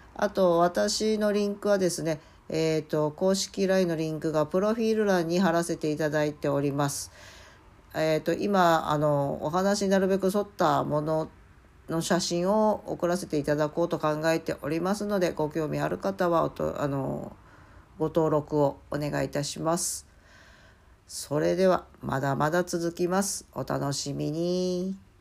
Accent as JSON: {"language": "Japanese", "region": "Mie", "country": "Japan", "tie": "born or raised there", "moved": "yes", "said": "生まれ育った三重県までちょっくら行ってまいりました"}